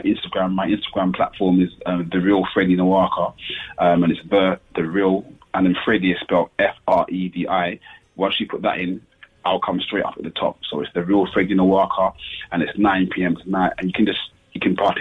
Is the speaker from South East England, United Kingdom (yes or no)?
yes; Kent, South East England, United Kingdom; me growing up in Kent